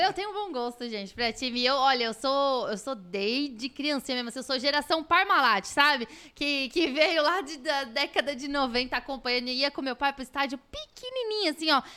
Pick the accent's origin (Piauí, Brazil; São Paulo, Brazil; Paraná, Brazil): São Paulo, Brazil; ABC Paulista; A gente é do ABC